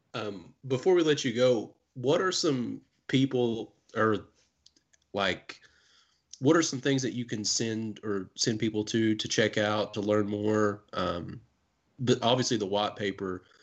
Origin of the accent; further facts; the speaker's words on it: Kentucky, United States; we're from Kentucky